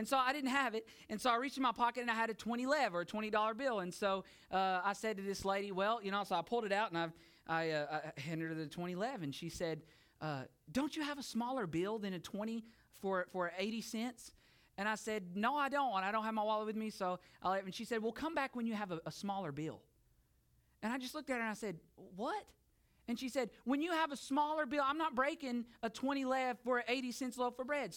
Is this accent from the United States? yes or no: yes; United States; moved away as an adult; now in Bulgaria; I am an American